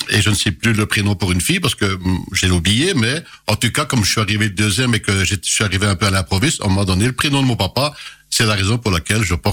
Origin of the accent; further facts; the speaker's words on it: Pironchamps, Wallonia, Belgium; born there; je suis né à Pironchamp, ou euh, le petit, petit, la petite commune dont mes parents sont originaires